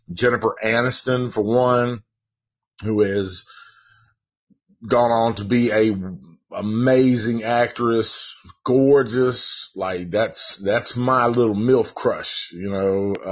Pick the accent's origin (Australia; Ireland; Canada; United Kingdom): Ireland; uh, not just because I'm Irish, but I love the movie.